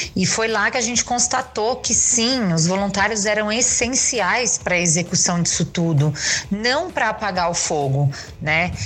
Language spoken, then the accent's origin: Portuguese; São Paulo, Brazil; eu sou de São Paulo